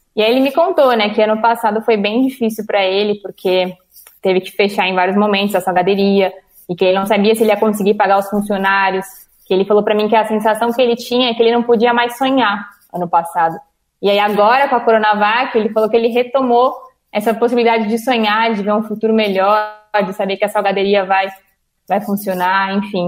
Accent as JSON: {"language": "Portuguese", "region": "São Paulo", "country": "Brazil", "said": "sou de São Paulo, tenho 23 anos"}